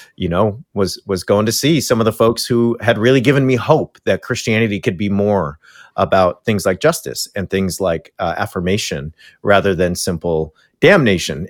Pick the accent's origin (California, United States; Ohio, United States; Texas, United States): California, United States; Yorba Linda; moved away; I grew up in Richard Nixon's church in his hometown.